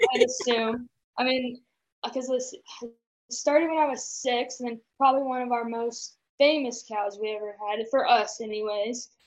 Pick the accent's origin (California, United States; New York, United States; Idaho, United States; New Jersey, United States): Idaho, United States; Caldwell; moved away as an adult; now in Montana, United States; I'm originally from Caldwell, Idaho, and grew up in a junior Hereford program.